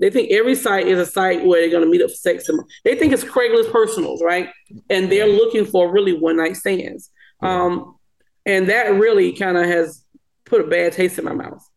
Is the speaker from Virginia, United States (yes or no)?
no; small town in South Carolina, United States; moved away; where I'm from, which is a small town in South Carolina